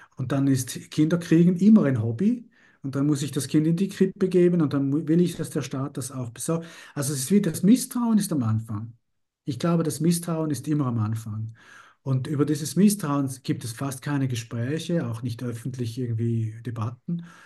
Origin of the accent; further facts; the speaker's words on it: Italy; als Italiener